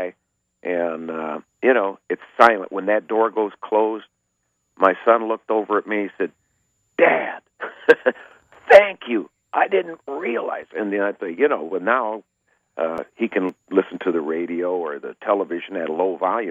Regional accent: northern Michigan, United States; it's close right here in my hometown

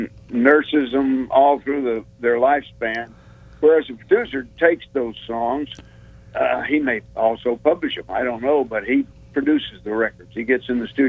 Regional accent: Georgia, United States; also born or lived in Clarkdale / Albany, Georgia / Atlanta, Georgia; I moved from Clarkdale when I was 10 down to Albany, Georgia, and then up to Atlanta when I was 17

